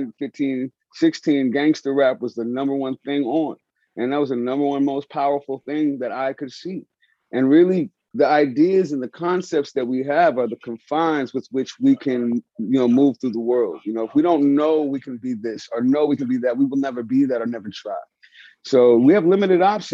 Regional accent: San Francisco, California, United States; I grew up in San Francisco, Hunters Point

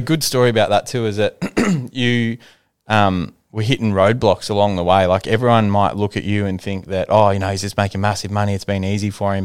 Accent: Ballarat, Victoria, Australia; my group of friends that I grew up with in Ballarat

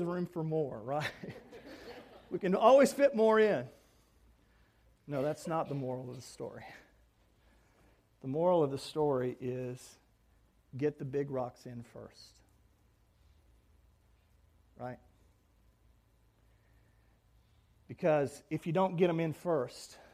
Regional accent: North Texas, United States; moved away; also born or lived in Orlando; I was raised in North Texas

